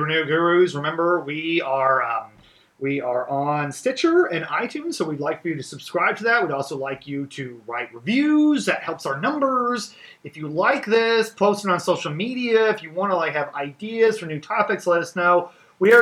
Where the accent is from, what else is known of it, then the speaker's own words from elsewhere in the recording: Webster County, Missouri, United States; we both come from the same county